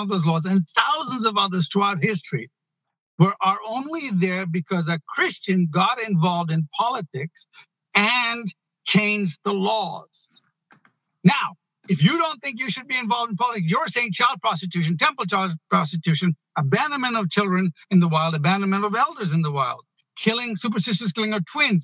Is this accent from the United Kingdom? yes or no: no; Ghana; now in United States; I was born in Ghana. I came here. It took me 12 years